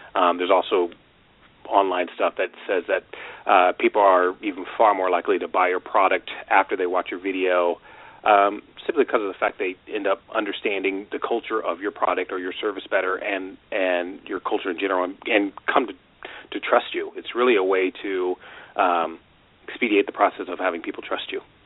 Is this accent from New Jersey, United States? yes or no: no; Washington, United States; moved away as an adult; also born or lived in California; I grew up in Washington State, and I moved down to California to go to school